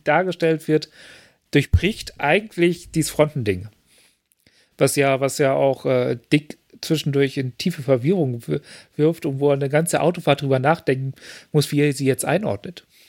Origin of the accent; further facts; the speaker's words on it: Lower Saxony, Germany; ich bin ja in Niedersachsen aufgewachsen